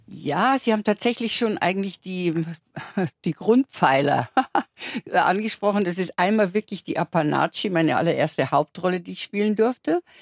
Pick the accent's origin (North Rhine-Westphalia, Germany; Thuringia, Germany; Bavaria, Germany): Bavaria, Germany; Landau an der Isar; moved away; also born or lived in London / Munich; bei uns in Landau natürlich gab es noch gar keine, da gab es die Realschule, auf der ich ja dann war auch